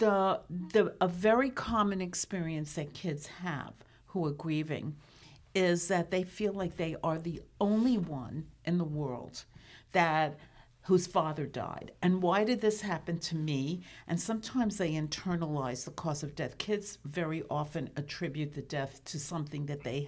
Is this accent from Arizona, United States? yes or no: no; New York City, New York, United States; as a kid growing up in New York City